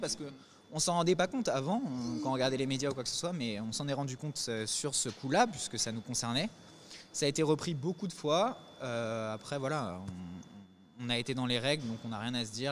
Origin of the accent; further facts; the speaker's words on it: Paris, Île-de-France, France; on vient de Paris, on est de Paris